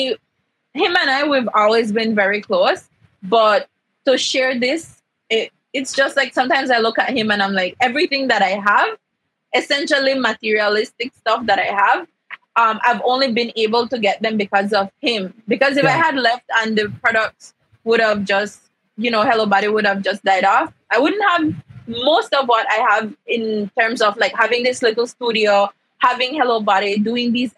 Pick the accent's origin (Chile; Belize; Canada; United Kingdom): Belize; Central Farm, Cayo District; I come from Central Farm